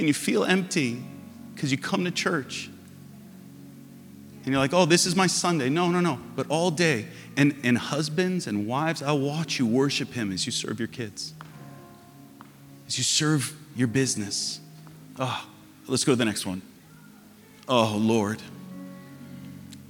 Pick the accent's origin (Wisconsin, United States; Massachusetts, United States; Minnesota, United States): Massachusetts, United States; And we're from Massachusetts, and we put storm windows on our windows